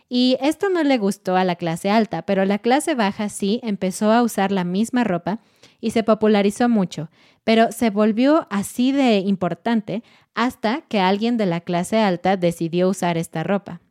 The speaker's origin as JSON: {"language": "Spanish", "region": "Mexico City", "country": "Mexico", "tie": "born or raised there", "said": "viví y crecí en Ciudad de México"}